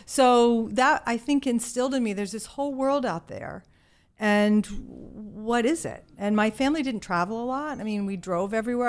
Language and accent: English; Virginia, United States; accent: Southern; moved away; I grew up in a small town in Virginia